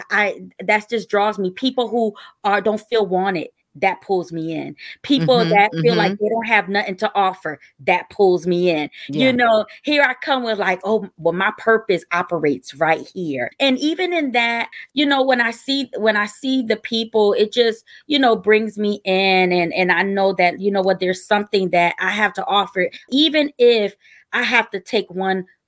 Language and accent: English; Newark, New Jersey, United States; moved away as an adult; now in Norfolk, United States; I'm originally from Newark, New Jersey.